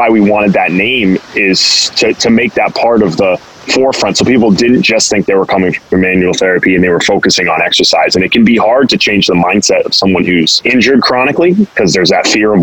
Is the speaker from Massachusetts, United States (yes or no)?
yes; Boston, Massachusetts, United States; I grew up here in the Boston area